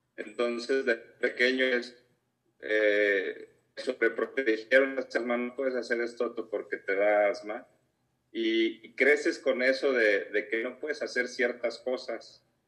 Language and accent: Spanish; Guadalajara, Jalisco, Mexico; soy de aquí, de Guadalajara